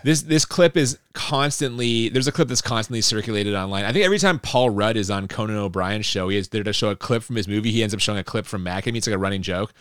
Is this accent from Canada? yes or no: yes; Canada; we're Canadian